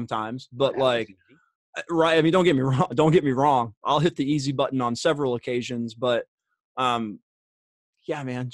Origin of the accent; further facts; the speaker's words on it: Springfield, Massachusetts, United States; now in Indiana, United States; I was born and raised in Springfield, Mass.